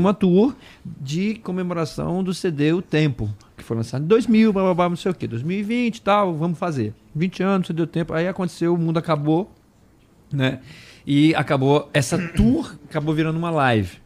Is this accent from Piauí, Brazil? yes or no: no; Brasília, Federal District, Brazil; moved away; me tiraram de Brasília, eu sou o único que não sou de São Paulo